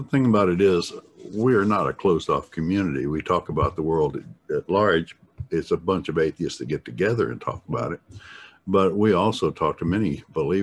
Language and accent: English; West Tennessee, United States; now in Knoxville, United States; I grew up in West Tennessee